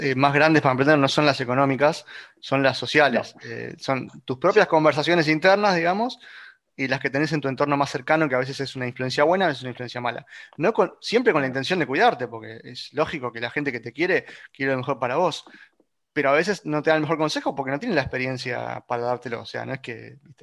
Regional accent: Argentina; somos todos argentinos

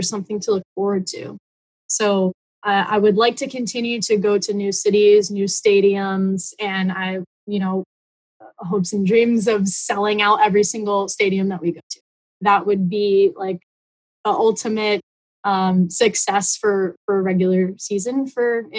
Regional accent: Connecticut, United States; I grew up in Connecticut

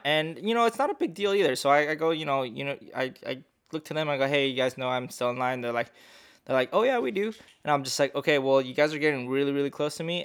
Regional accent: United States; I'm just American. I'm from the U S

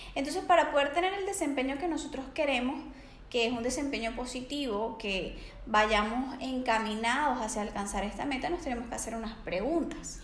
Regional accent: Venezuela; moved away as an adult; now in Barcelona, Spain; soy venezolana, tengo 27 años y hace dos años resido acá en Barcelona

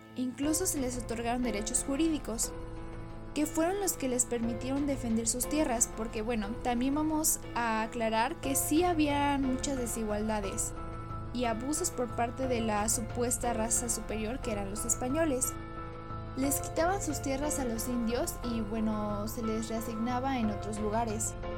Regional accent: Mexico; a todos nosotros como mexicanos que somos

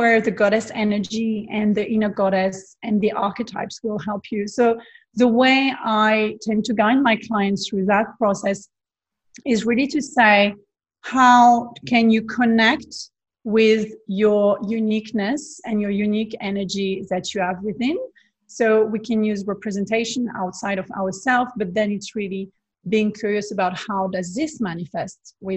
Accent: Provence-Alpes-Côte d'Azur, France; English is a second language; moved away as an adult; also born or lived in Bondi Beach, Sydney, Australia; now in Sydney, Australia; I'm originally from France, from the south of France, the beautiful Provence landscape with the beach and Saint-Tropez and all those kind of beautiful places. So I had the privilege to grow up there

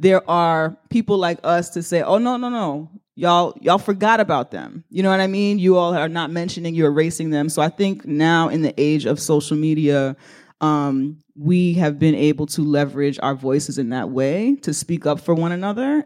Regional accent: New York City, New York, United States; I sound this way because I'm from the Bronx

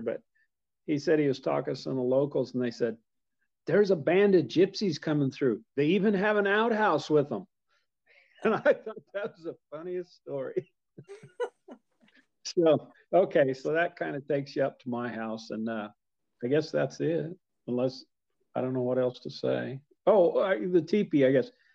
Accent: Copeland, Kansas, United States; I'm from Copeland, Kansas, and uh, I live four miles south of the Cimarron Cutoff

